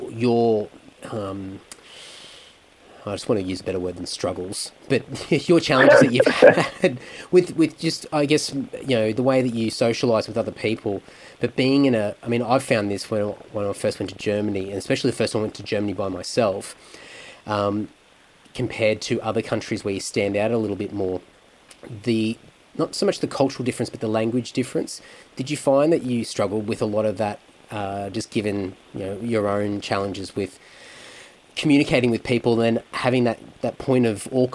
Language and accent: English; Australia; I'm from Australia